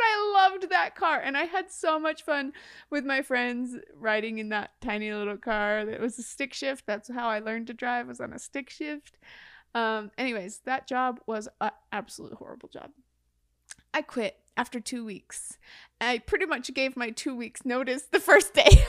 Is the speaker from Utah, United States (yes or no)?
yes; Mount Pleasant, Utah, United States; I grew up in a small town